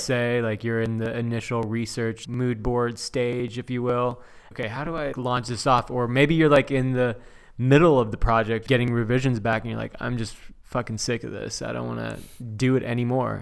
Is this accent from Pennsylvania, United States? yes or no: no; Chino Hills, California, United States; also born or lived in Diamond Bar; now in Orange County, United States; born and raised in Southern California. I grew up